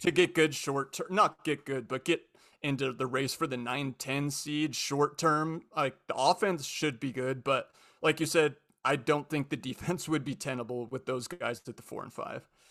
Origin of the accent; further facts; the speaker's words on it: Spokane, Washington, United States; I grew up in Spokane